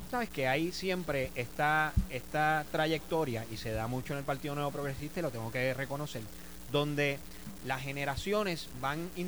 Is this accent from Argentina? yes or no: no; Cabo Rojo, Puerto Rico; Yo soy de Cabo Rojo